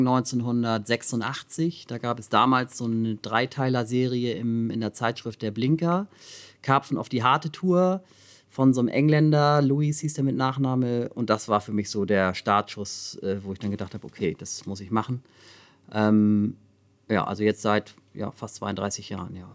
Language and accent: German; Hamburg, Germany; ich bin halt am Rand von Hamburg irgendwie aufgewachsen